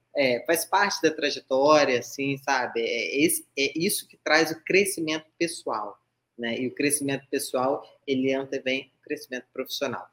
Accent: Vitória, Espírito Santo, Brazil; Eu sou do Espírito Santo. Vitória, tá? Vitória Vila Velha

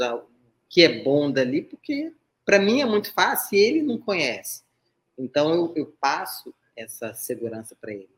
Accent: Vitória, Espírito Santo, Brazil; Eu sou do Espírito Santo. Vitória, tá? Vitória Vila Velha

